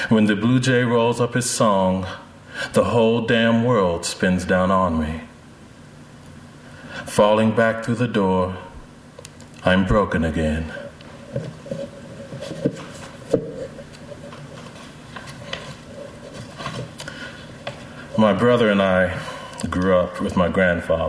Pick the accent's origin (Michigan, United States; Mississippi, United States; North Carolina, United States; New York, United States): North Carolina, United States; moved away; I grew up in North Carolina for about 10 years